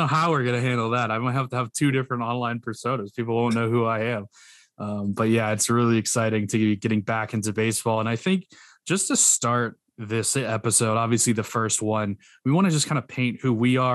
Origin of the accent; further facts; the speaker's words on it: South Carolina, United States; I grew up in the South, so big Braves fan from South Carolina